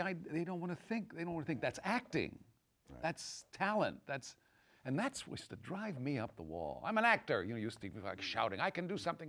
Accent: Texas, United States; moved away; also born or lived in Los Angeles / New York; I came to New York, I'm from Texas and I went to LA first

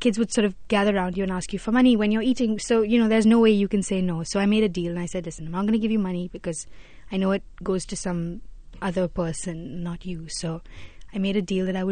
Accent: Mumbai, Maharashtra, India; I grew up in Bombay

